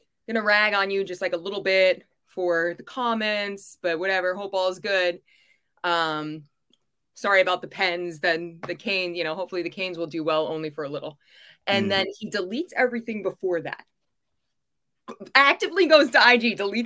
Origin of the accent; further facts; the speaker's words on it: United States; I'm an American 100% all the way